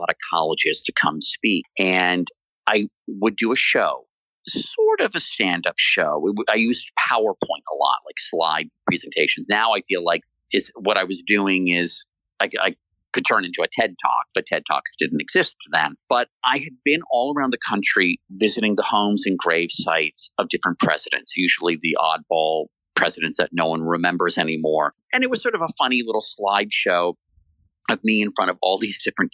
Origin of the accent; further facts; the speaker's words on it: Washington, District of Columbia, United States; I grew up in Washington, D.C., going to Mount Vernon